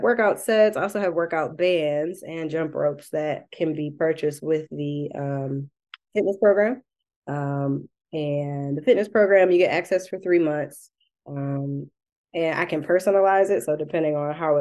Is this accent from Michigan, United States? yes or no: yes; Detroit, Michigan, United States; I'm also from Southwest Detroit.